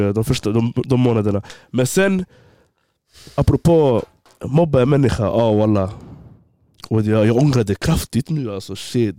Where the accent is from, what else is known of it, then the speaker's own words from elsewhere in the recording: Borås, Västra Götaland, Sweden; also born or lived in Gothenburg; jag flyttade till Borås från Göteborg Jag gick i fyran